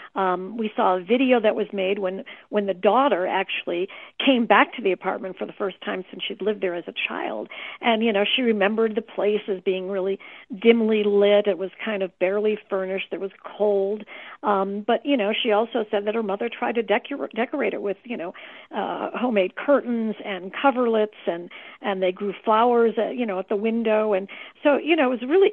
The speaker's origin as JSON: {"language": "English", "town": "Chicago", "region": "Illinois", "country": "United States", "tie": "born or raised there", "said": "I was raised in the Chicago area"}